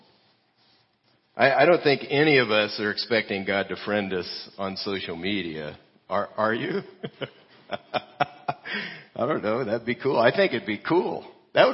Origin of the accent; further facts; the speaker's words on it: California, United States; moved away; I'm Californian